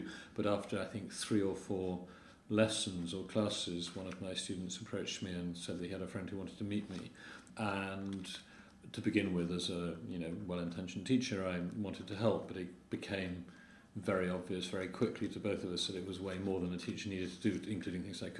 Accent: Oxford, South East England, United Kingdom; moved away as an adult; also born or lived in Cambridge; now in Poland; I grew up in Britain. I was born in Oxford, studied in Cambridge, and I moved to Poland. So, to some extent, I had a rather normal sort of middle-class public school, Oxbridge-y upbringing

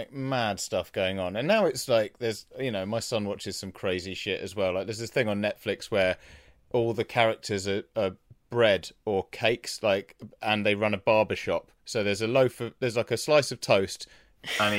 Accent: England, United Kingdom; you know, we're from England.

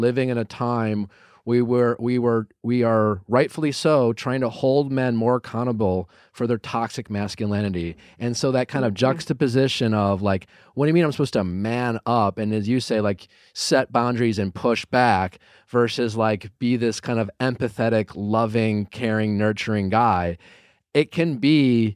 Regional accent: Wisconsin, United States; I'm from Wisconsin. I'm from Wisconsin

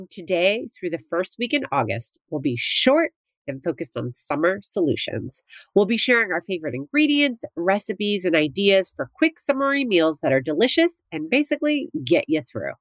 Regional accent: New Jersey, United States; growing up in New Jersey, where I went to the beach all the time

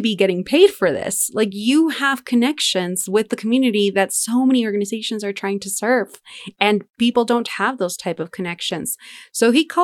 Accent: Denver, Colorado, United States; we grew up in Denver

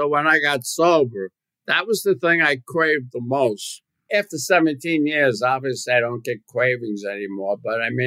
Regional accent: New York City, New York, United States; I was from the Bronx

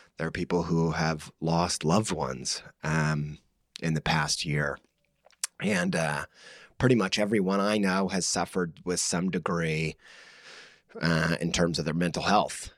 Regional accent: Indiana, United States; I'm from Indiana

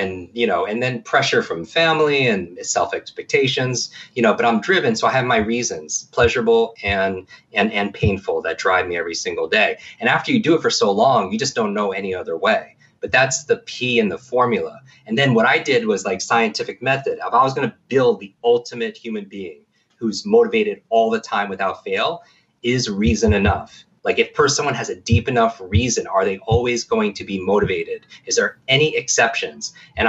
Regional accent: Northeast, United States; I grew up in the Northeast.

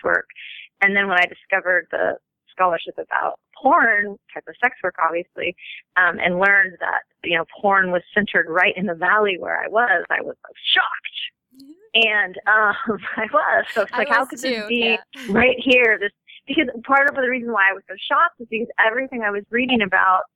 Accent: Los Angeles, California, United States; I was born and raised in Los Angeles

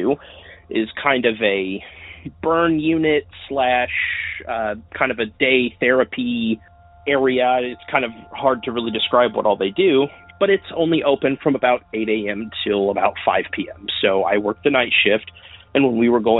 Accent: southwestern Indiana, United States; I'm calling from southwestern Indiana

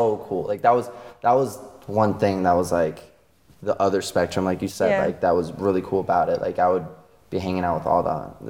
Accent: Virginia, United States

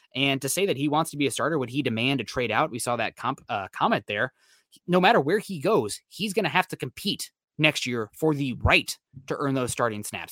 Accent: Midwest, United States; moved away; also born or lived in Iowa; I'm from the Midwest, used to make that trek up to Wisconsin

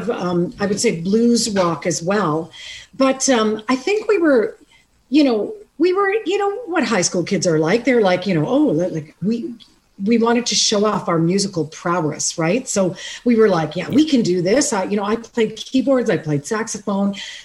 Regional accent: Canada; I am from Canada

